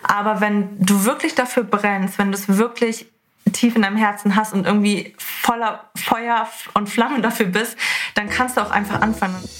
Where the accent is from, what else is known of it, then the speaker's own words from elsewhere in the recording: Hamburg, Germany; Ich komme aus Hamburg